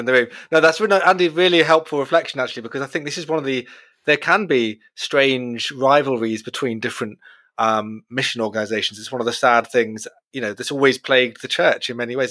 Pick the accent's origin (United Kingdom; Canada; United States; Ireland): United Kingdom; we're all British